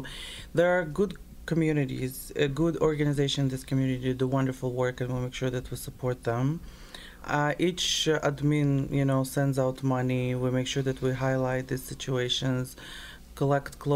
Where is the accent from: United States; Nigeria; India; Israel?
Israel; also born or lived in Lviv, Ukraine; now in Toronto, Canada; I was born in Lviv. I'm Jewish by nationality, partially. And I was raised in Israel